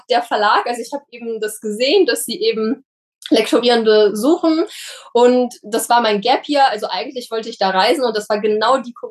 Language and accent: German; Saint Petersburg, Russia; now in Germany; Es ist leider so, dass meine Eltern, also wir sind ja aus St. Petersburg ausgewandert